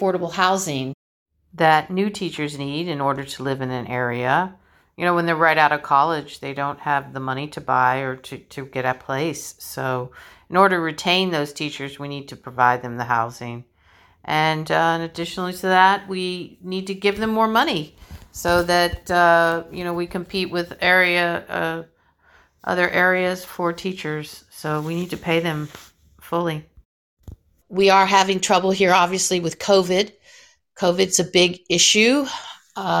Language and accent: English; Florida, United States; I grew up here in Florida